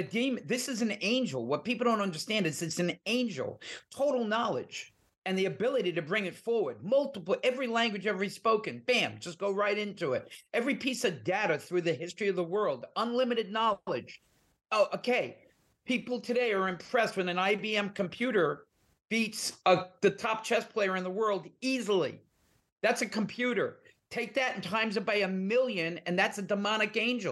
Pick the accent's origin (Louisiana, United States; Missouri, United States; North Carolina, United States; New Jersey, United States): New Jersey, United States; also born or lived in New York; I'm from Jersey.